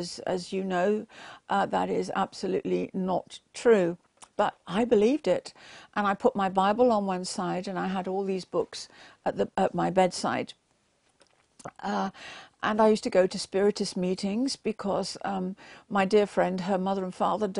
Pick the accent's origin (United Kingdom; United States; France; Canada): United Kingdom; England; born there; I was born in England, and my parents went to church every single Sunday. And we thought, because we were born in a Christian country and that we went to church every Sunday, that we were going to heaven.